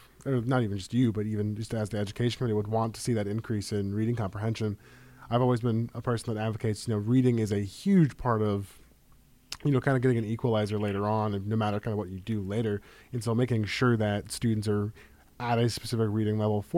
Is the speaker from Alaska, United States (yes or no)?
yes; Anchorage, Alaska, United States; now in Juneau, United States; I grew up in Anchorage, I didn't grow up in Juneau